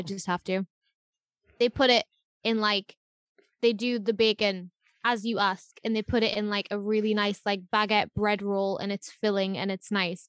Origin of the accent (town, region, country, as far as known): United Kingdom